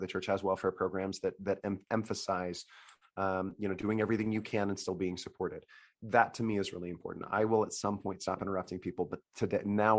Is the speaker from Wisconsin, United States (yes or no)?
no; Salt Lake City, Utah, United States; moved away as an adult; also born or lived in Italy / Baltimore; I grew up in Salt Lake City